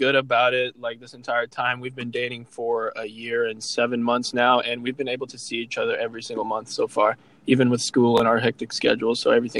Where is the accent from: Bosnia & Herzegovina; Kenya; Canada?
Bosnia & Herzegovina; Tuzla; now in Indiana, United States; I am also from Tuzla, but my family mainly lives in Janja, which is a small town in Bosnia, but I live in Indiana, so it's a bit of a drive down here to see her, which is all right. But yeah, I've been here since 2001.